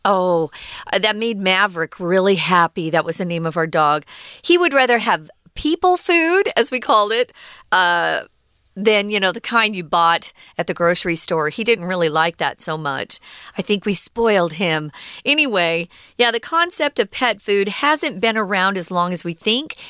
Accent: United States; growing up in America

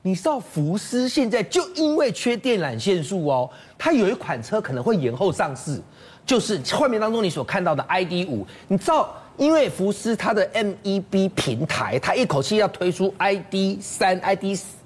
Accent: Taiwan; 因为我们是台湾人嘛

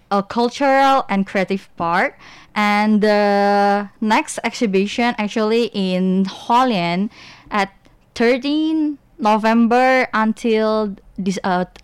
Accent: Indonesia; English is a second language; actually, because I'm Indonesian, mm-hmm. so last summer I would go back to my hometown

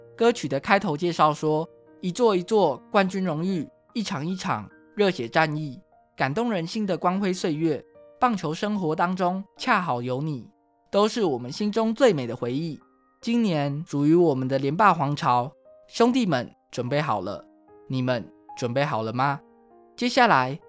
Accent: Taiwan; 台湾是一块宝岛，同时也是我们的家乡

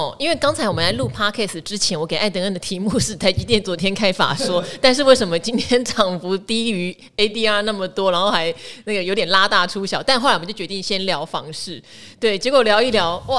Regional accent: Pingtung County, Taiwan; 因为我屏东人，你也是嘛

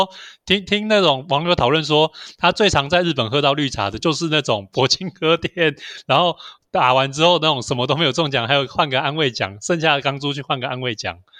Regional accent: Taiwan; 早期早期我们台湾人其实生活是离不开赌博电玩的。

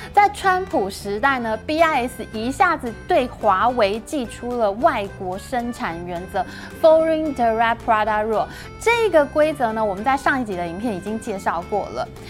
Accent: Taiwan; 我们台湾人

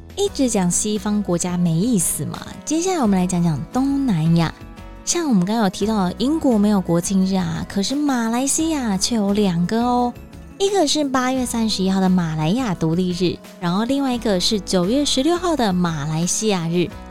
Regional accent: Taiwan; 我是台湾人

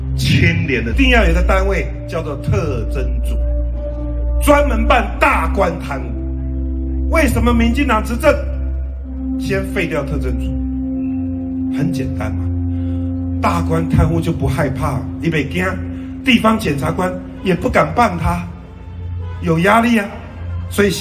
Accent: Taiwan; 我们台湾人最热爱和平，我们不要战争。

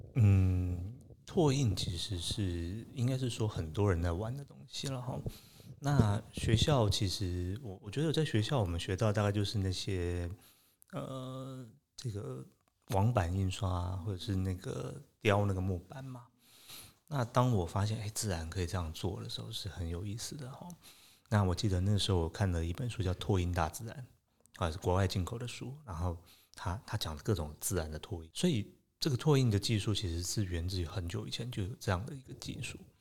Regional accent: Taipei, Taiwan; 其实我在台北长大，那，呃，我，我其实从小对自然的

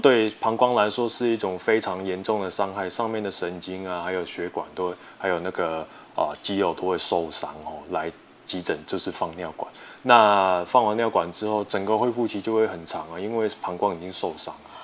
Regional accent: Taiwan; 我们台湾话

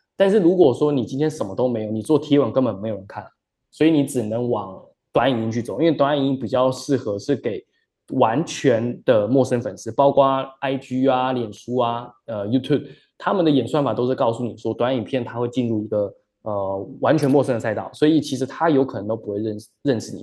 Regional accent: Taiwan; moved away; also born or lived in Australia / Shanghai; 我是台湾人

